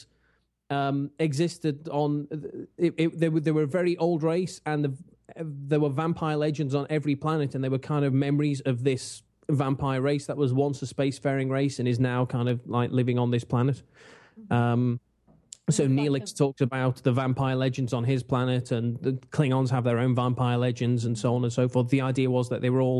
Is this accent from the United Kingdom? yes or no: yes; England, United Kingdom; I'm English.